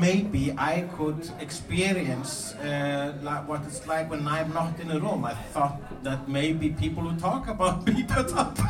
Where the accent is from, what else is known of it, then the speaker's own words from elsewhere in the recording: Iceland; I am Icelandic.